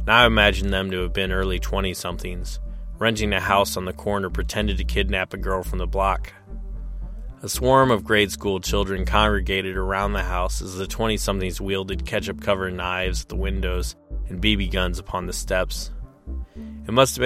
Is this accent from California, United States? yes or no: no; Peoria, Illinois, United States; in my hometown of Peoria in 1930